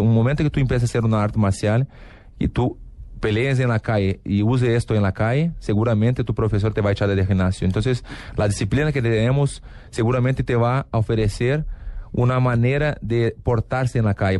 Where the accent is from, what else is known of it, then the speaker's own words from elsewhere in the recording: Porto Alegre, Rio Grande do Sul, Brazil; Spanish is a second language; now in Los Angeles, United States; tenemos una expresión en sur de Brasil, porque yo soy de Porto Alegre